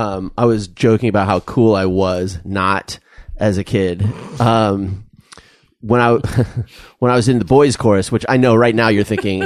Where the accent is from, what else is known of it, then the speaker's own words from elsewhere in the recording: Tucson, Arizona, United States; I grew up in Tucson